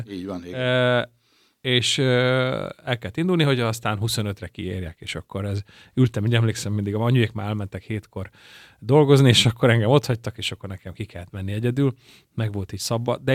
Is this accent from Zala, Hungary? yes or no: yes; Keszthely, Zala, Hungary; born there; Tehát az, hogy mondjuk valaki elköltözik Keszthelyről, már ugye ott születtem, a Tolna megyébe, és aztán ugye állapotos lesz, és el kell dönteni, hogy hol szüljön.